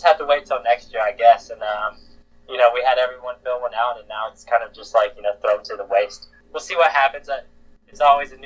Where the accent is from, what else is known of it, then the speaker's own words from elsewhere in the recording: North Carolina, United States; moved away; I'm originally from North Carolina